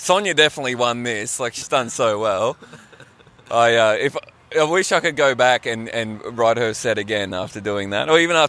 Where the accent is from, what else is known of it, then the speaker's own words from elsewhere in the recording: Townsville, Queensland, Australia; now in Melbourne, Australia; I'm from Townsville, and I'm not just like a bogan from Townsville.